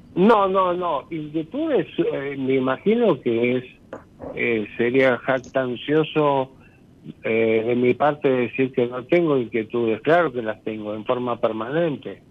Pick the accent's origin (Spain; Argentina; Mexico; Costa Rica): Argentina; Ramos Mejía, Buenos Aires Province; now in Castelar, Argentina; vivo en estos momentos en Castelar y soy nacido y criado en Ramos Mejía